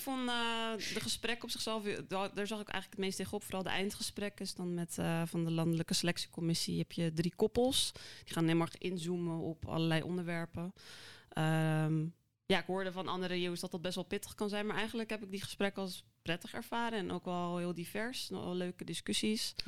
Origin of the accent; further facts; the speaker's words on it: Krimpen aan den IJssel, South Holland, Netherlands; also born or lived in South Korea; Opgegroeid in Krimpen IJssel. Dus gewoon een klein ja, dorp vlakbij Rotterdam.